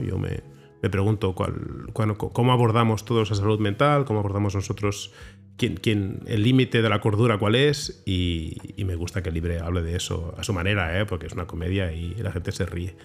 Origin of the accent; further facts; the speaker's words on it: Barcelona, Catalonia, Spain; la ciudad en la que nací, soy de Barcelona, soy de Sants, y, conozco Barcelona y la quiero